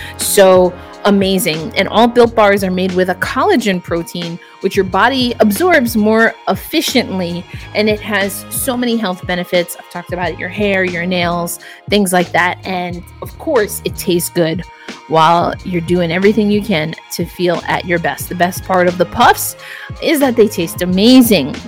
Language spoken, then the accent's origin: English; New York, United States; I can relate as a New Yorker myself. Uh, I grew up in the 90s